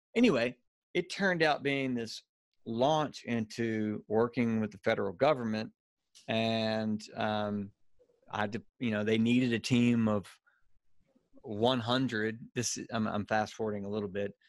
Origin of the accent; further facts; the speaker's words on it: Louisiana, United States; accent: Cajun redneck; now in Birmingham, United States; I'm from Louisiana originally.